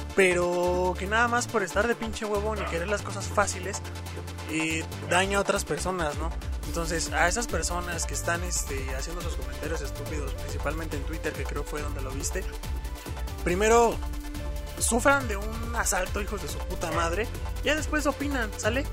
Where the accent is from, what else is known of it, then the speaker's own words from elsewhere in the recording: Mexico City, Mexico; mi queridísima CDMX, porque no, obviamente soy chilango